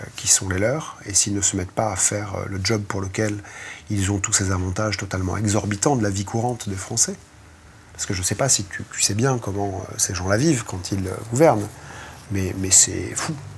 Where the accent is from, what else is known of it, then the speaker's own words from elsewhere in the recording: France; on est des Français